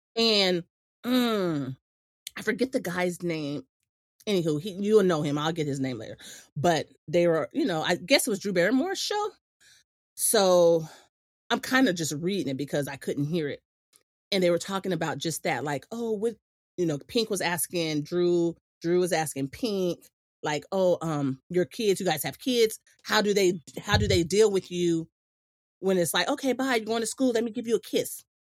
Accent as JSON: {"language": "English", "town": "Imperial Beach", "region": "California", "country": "United States", "tie": "born or raised there", "said": "growing up in Imperial Beach"}